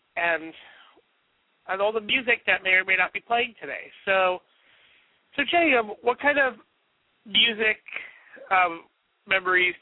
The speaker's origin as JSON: {"language": "English", "town": "New York City", "region": "New York", "country": "United States", "tie": "born or raised there", "said": "Growing up in New York, I thought the new year always just revolved around Times Square"}